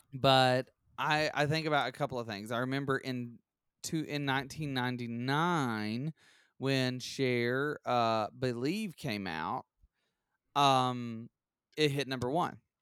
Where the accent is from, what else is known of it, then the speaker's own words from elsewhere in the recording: Alabama, United States; we're from Alabama